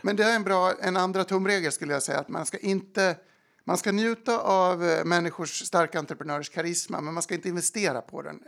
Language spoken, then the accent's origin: Swedish; Falun, Dalarna County, Sweden; moved away as an adult; also born or lived in London; now in New York, United States; jag är från Falun